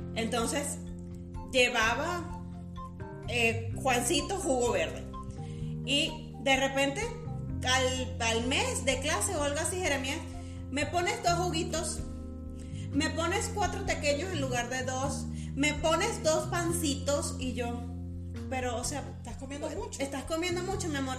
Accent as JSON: {"language": "Spanish", "country": "Venezuela", "moved": "yes", "said": "nosotras dos somos venezolanas"}